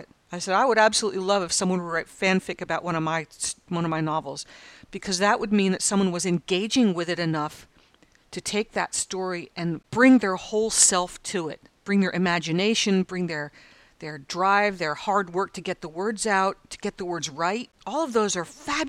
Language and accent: English; United States; moved away as an adult; now in Australia; as an American